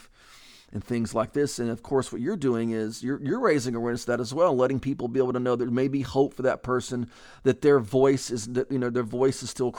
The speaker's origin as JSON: {"language": "English", "region": "Texas", "country": "United States", "said": "I'm from Texas"}